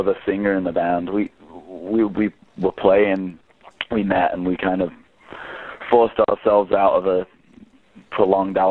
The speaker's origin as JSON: {"language": "English", "region": "England", "country": "United Kingdom", "moved": "as an adult", "lives_now": "Vancouver, Canada", "said": "I'm from England."}